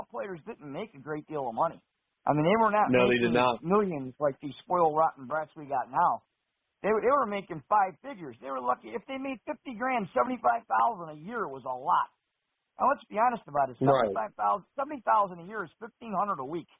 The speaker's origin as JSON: {"language": "English", "region": "New York", "country": "United States", "tie": "born or raised there", "said": "my hometown team from the town of my birth"}